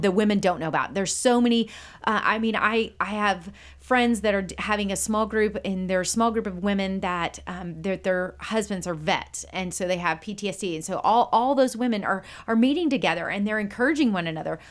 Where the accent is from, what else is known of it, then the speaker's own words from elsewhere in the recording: Conroe, Texas, United States; also born or lived in Waco, Texas / Wheaton, Illinois / Branson, Missouri; I was born and raised in, in this area